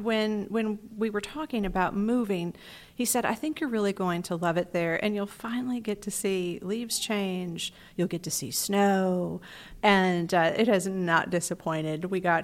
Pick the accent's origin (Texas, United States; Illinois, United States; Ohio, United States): Texas, United States; moved away as an adult; also born or lived in Lake Charles, Louisiana / New Braunfels, Texas; now in Rockville, United States; No, I was born in Lake Charles, Louisiana. My family come from, yes, and we all migrated, well, most of us migrated to Texas. So that really was home until we got here.